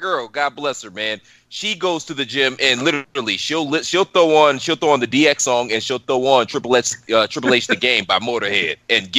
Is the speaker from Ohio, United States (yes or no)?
yes; Cleveland, Ohio, United States; moved away; So I'm originally from Cleveland.